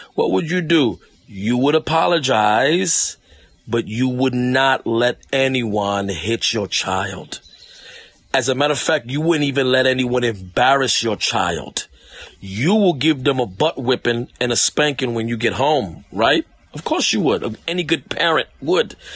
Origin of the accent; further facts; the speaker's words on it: New York, United States; I'm from New York